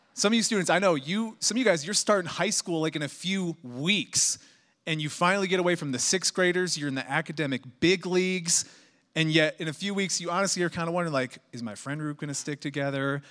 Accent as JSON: {"language": "English", "town": "Chicago", "region": "Illinois", "country": "United States", "also_born_or_lived": "Missouri / Indianapolis, Indiana", "moved": "yes", "lives_now": "Colorado, United States", "said": "I'm from Chicago"}